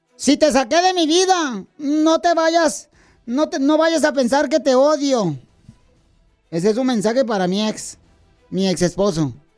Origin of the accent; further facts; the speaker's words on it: Jalisco, Mexico; somos de Jalisco